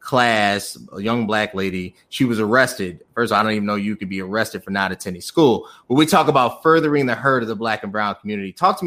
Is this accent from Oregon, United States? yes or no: no; Orland Park, Illinois, United States; growing up in Orland Park